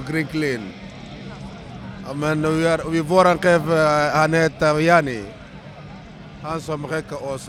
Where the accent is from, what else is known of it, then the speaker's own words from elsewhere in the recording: Mali; now in Sweden; Eh, jag kom från Mali.